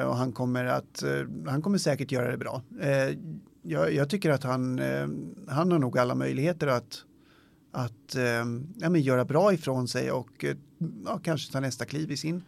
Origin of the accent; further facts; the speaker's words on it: Sweden; vi som svenskar